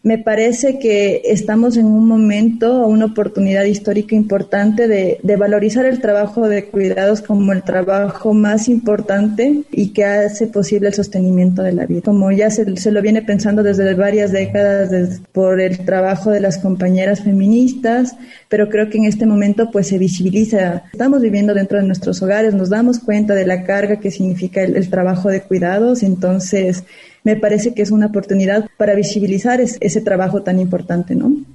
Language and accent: Spanish; Ecuador; moved away; yo soy de, de Ecuador